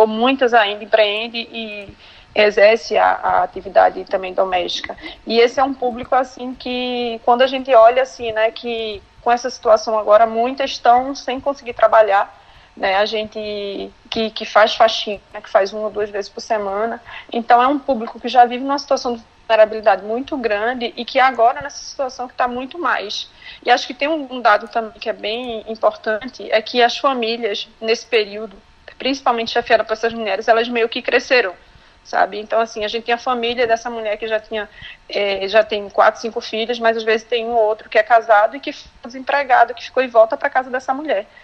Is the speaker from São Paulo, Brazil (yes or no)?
no; Glória do Goitá, Pernambuco, Brazil; eu sou de Glória do Goitá, que fica no interior de Pernambuco, Zona da Mata. Eu sou formada em administração de empresas, mas eu nasci aqui na área rural, né, é, de Glória do Goitá